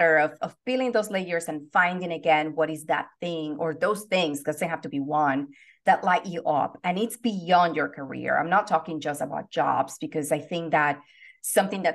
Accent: Venezuela; English is a second language; now in Los Angeles, United States; I am originally from Venezuela. And I've been in the United States since 1998. So I've been in the States longer than what I was, you know, living in Venezuela, but I have not lost the accent

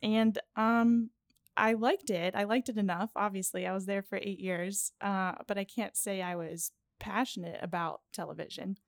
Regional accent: Pittsburgh, Pennsylvania, United States; I am from Pittsburgh

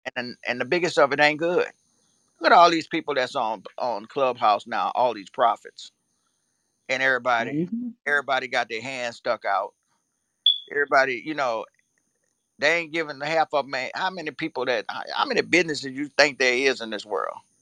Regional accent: Louisiana, United States; I'm from Louisiana

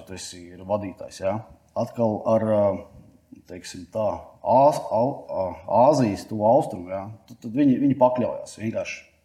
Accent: Latvia; mēs no Latvijas aizbraucām

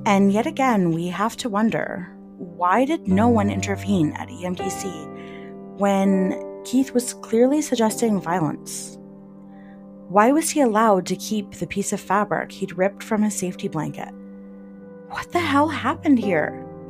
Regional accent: London, Ontario, Canada; my hometown of London, Ontario

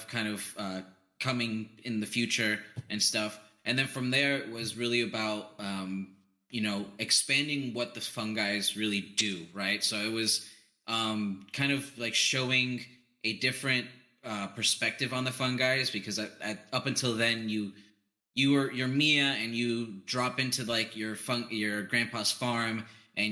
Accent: New York, United States; when I was growing up in New York, there's we had a bakery

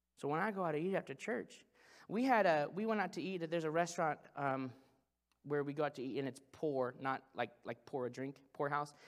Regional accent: Branson, Missouri, United States; I'm from Branson, Missouri

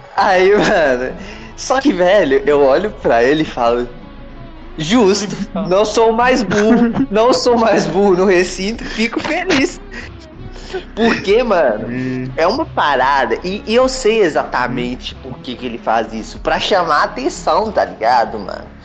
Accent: Minas Gerais, Brazil; eu sou de Minas

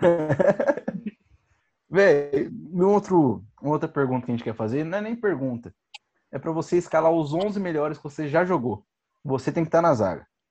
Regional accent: Campinas, São Paulo, Brazil; nós somos aqui de Campinas

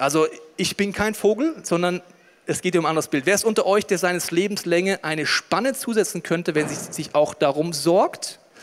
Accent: Germany; als Deutscher

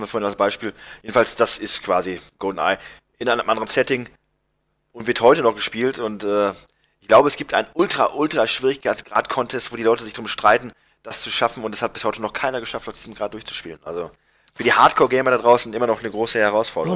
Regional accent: Germany; bei uns in Deutschland

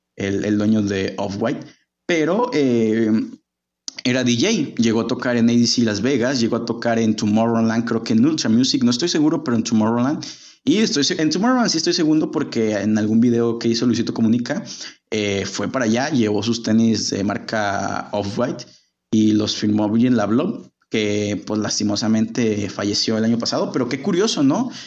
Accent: Guadalajara, Jalisco, Mexico; yo vivo en Guadalajara, soy oriundo de Guadalajara, llevo viviendo gran parte de mi vida aquí

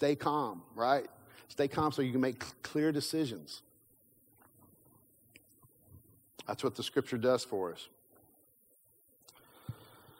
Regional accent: Kentucky, United States; I grew up in Kentucky

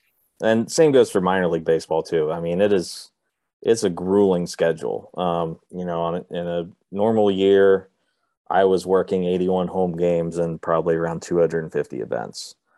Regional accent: Cincinnati, Ohio, United States; with the Cincinnati Reds, and because they're my hometown team.

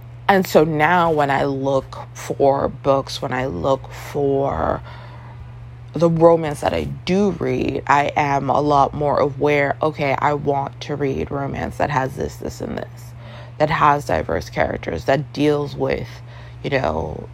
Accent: Toronto, Ontario, Canada; growing up in Toronto, Canada

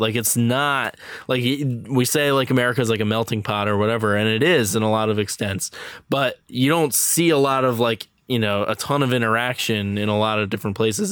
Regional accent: New York, United States; I'm from New York

